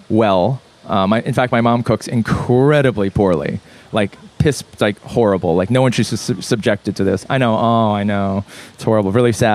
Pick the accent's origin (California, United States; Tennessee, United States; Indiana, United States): California, United States; Los Angeles; also born or lived in Korea; I grew up in Brentwood, and I went to school in Santa Monica. West Side kid.